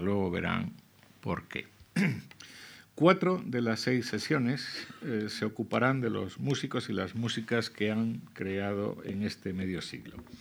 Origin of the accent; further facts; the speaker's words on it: Cáceres, Extremadura, Spain; also born or lived in Zamora / La Vera; now in Madrid, Spain; Yo que me crié, en, eh, nací en Zamora, eh, pero me crié en Cáceres